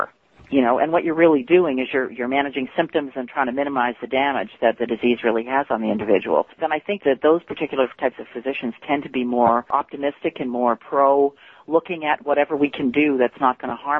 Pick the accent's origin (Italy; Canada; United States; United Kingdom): Canada; I'm actually Canadian